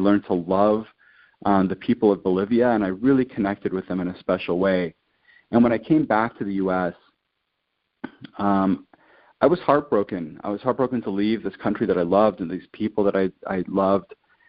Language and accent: English; Quito, Pichincha, Ecuador; also born or lived in Latin America; I grew up in Latin America, and mm-hmm. I spent some of my childhood and early teenage years living in Ecuador. And Cotopaxi, this amazing volcano, kind of overlooks the city of Quito where I lived.